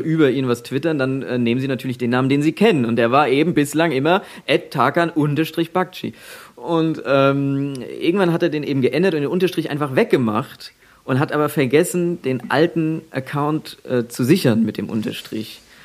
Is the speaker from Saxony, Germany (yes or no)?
no; at the border to Hesse, Bavaria, Germany; ich komme ja aus, aus dem letzten Fitzelchen Bayern quasi, gerade an der Grenze zu Hessen